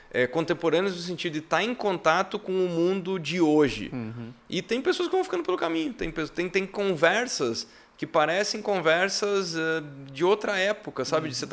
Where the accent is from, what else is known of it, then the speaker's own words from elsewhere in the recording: Santa Catarina, Brazil; eu sou catarinense.